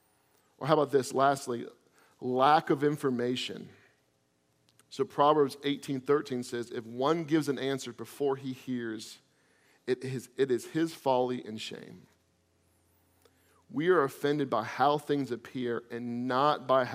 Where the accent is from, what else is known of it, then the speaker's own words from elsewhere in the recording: Florida, United States; I'm from Florida